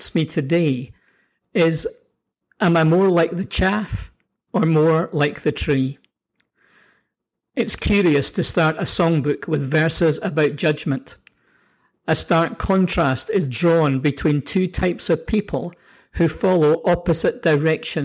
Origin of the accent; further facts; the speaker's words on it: Scotland, United Kingdom; also born or lived in New Zealand; now in Canada; growing up in Scotland